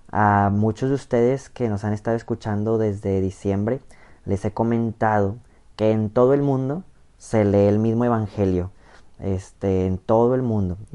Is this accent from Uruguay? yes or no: no; Mexico; La mayoría de los que escuchan este canal somos mexicanos